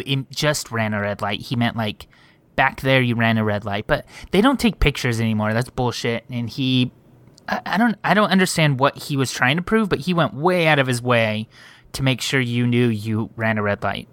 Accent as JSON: {"language": "English", "town": "Montclair", "region": "California", "country": "United States", "tie": "born or raised there", "said": "I was born in Montclair."}